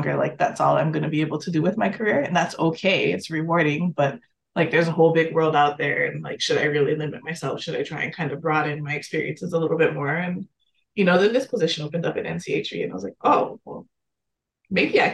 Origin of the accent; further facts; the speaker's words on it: Hawaii, United States; moved away; I grew up in Hawaii